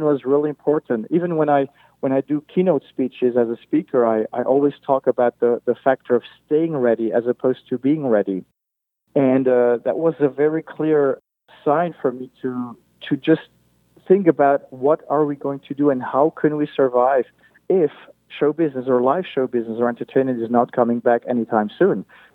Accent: Luxembourg; moved away as an adult; now in Las Vegas, United States; Growing up in Europe, growing up in such a small country as Luxembourg

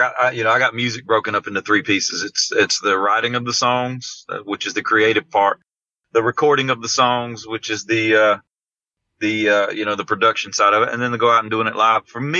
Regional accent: Georgia, United States; that just seemed to be what you were supposed to do growing up in South Georgia was graduate high school, get a job, get married, build a house, have some kids.

